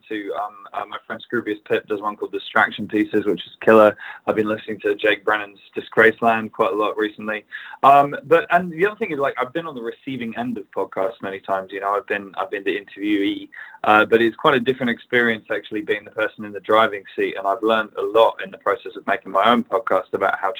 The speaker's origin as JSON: {"language": "English", "region": "England", "country": "United Kingdom", "said": "as an English person"}